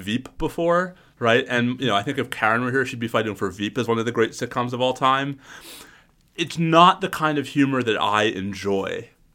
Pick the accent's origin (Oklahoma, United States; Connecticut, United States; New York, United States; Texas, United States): New York, United States; as a New Yorker